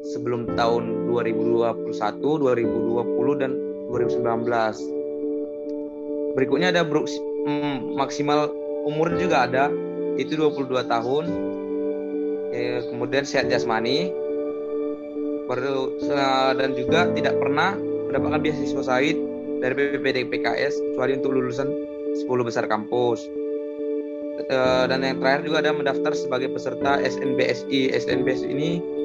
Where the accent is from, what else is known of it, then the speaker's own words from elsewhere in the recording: Tualang, Riau, Indonesia; moved away; asalnya dari Riau, tepatnya dari Tualang.